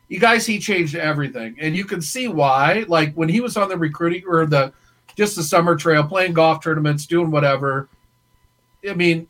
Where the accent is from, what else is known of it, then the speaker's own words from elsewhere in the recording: Iowa, United States; I go, dude, I'm from Iowa.